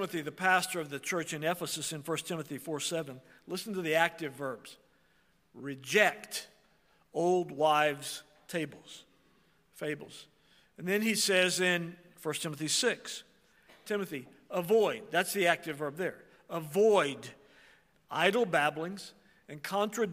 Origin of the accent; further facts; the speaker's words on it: Oklahoma, United States; I'm from Oklahoma and I'm part Indian